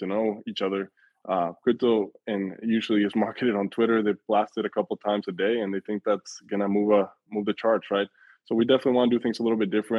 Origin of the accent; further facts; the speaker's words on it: Mexico City, Mexico; my family is from Mexico. I was born in Mexico City.